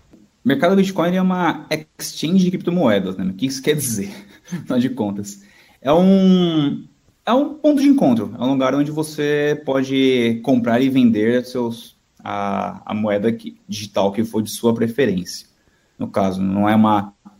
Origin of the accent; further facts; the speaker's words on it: São Paulo, Brazil; nascido e crescido aqui em São Paulo mesmo